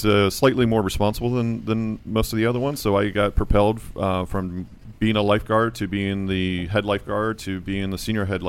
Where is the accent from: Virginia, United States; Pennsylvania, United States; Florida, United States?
Virginia, United States; Virginia Beach; Virginia Beach.